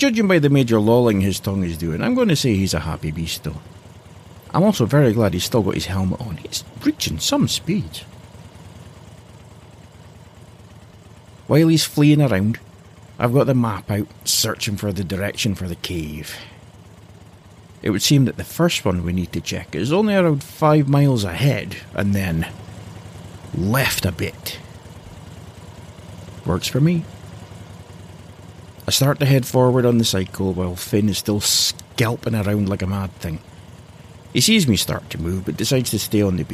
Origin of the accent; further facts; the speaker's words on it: Aberdeen, Scotland, United Kingdom; originally I'm from Aberdeen on the northeast coast of Scotland